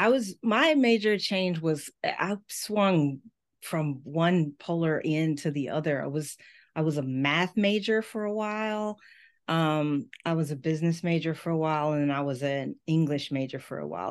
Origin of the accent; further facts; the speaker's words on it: Memphis, Tennessee, United States; moved away as an adult; also born or lived in Miami / Washington, D.C.; the University of Memphis, my hometown school